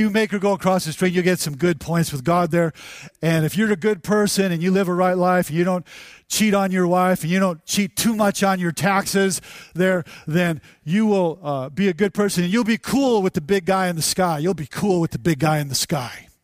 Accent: United States; we're from America

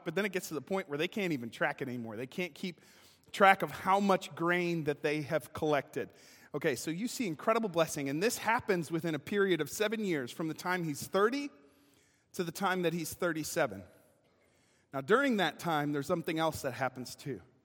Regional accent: Kenosha, Wisconsin, United States; moved away as an adult; now in Springfield, Missouri, United States; I can no longer say Kenosha, Wisconsin. I will instead have to say I'm from Springfield, Missouri, because I've lived here longer.

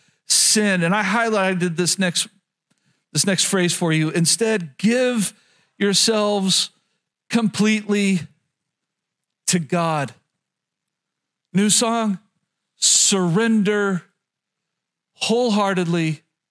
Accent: rural Oklahoma, United States; growing up in Oklahoma, especially rural Oklahoma

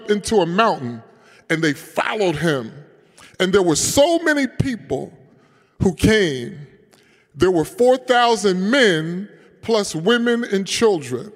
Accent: Philadelphia, Pennsylvania, United States; I am a Philadelphian and I'm an African American

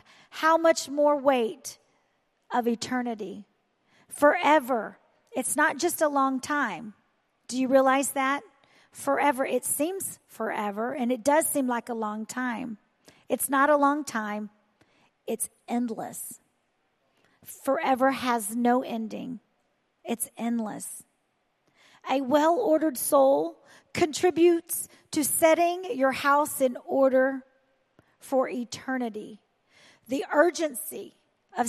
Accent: the South, United States; I am from the South

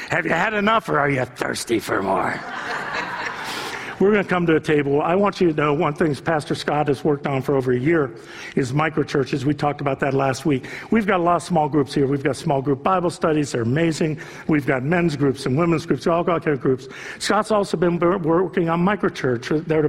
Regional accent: South Korea; I don't see single people here. I don't see that many, you know, I'm from Korea. I don't see many people here.

